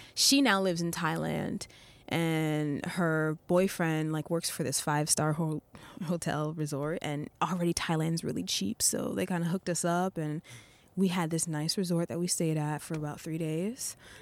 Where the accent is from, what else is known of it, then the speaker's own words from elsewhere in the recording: Rockland County, New York, United States; moved away as an adult; now in Japan; I'm originally from Rockland County, New York